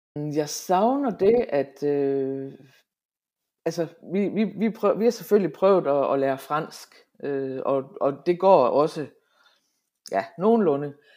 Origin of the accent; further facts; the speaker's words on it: Hammerum, Central Denmark Region, Denmark; accent: Central Jutlandic; also born or lived in Aalborg, Denmark; now in France; jeg er midtjyde